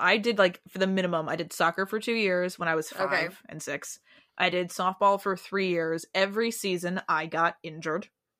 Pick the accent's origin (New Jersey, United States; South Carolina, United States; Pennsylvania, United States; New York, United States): New York, United States; I'm from New York.